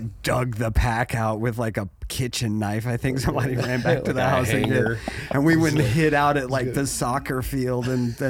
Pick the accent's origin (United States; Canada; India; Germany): Germany; Well, in Germany, so let me explain. So growing up in Germany.